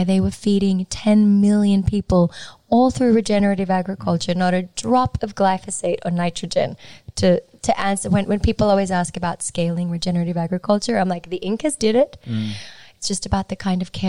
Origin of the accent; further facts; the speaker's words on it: Sydney, New South Wales, Australia; also born or lived in Lima, Peru; I was raised here in the Lower North Shore.